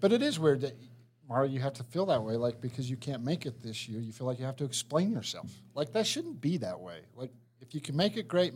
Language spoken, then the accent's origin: English; Hooper, Utah, United States; I am from Hooper, which is in northern Utah